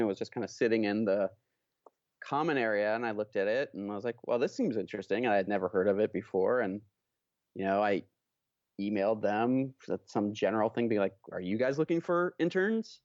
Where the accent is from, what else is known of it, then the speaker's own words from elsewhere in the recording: Oakland, California, United States; I grew up in Oakland, California